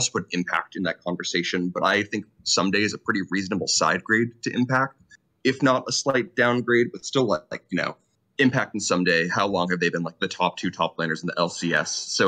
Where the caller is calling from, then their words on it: New York City, New York, United States; Howdy, y'all. Coming from the Big Apple, New York City. Just moved up here recently, which is pretty hype.